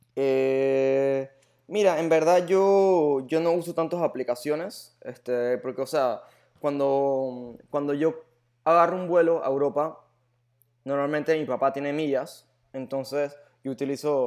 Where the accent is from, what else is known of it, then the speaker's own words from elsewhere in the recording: Panama; also born or lived in Germany; yo como panameño